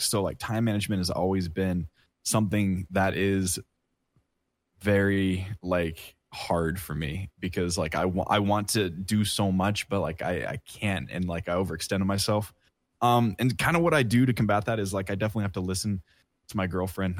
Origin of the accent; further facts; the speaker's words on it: Oregon, United States; moved away as an adult; now in Kansas, United States; I live in Kansas right now. I'm from Oregon